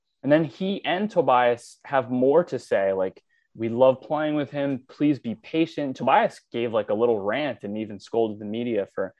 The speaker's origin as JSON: {"language": "English", "region": "New York", "country": "United States", "tie": "born or raised there", "said": "I grew up in New York."}